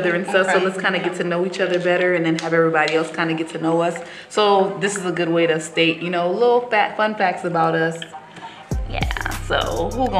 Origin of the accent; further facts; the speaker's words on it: Haiti; I was born in a car in Haiti